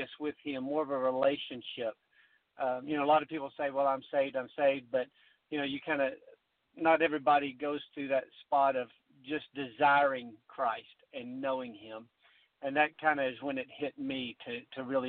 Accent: Fort Worth, Texas, United States; I was from Fort Worth

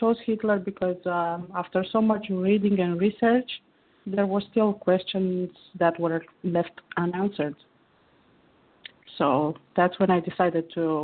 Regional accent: Romania; I'm calling from Romania. It's where I was born and grew up.

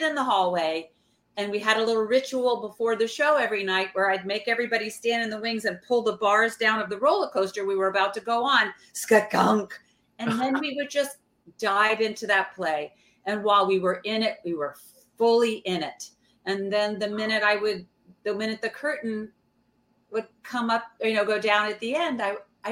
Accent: Georgia, United States; now in New York City, United States; I'm from Georgia. We were raised Southern

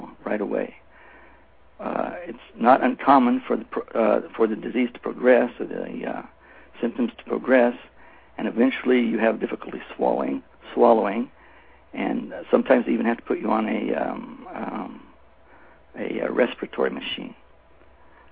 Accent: Oregon, United States; moved away as an adult; now in Israel; I was born and raised in Oregon, and at the age of 25, I moved to Israel.

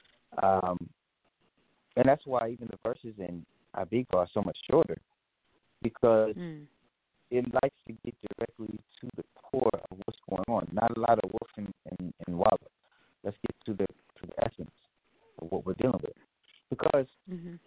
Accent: Richmond, California, United States; also born or lived in Oakland; I grew up born in Oakland, raised in Richmond, came back to Oakland, left the country for a while, and came back out to the Bay

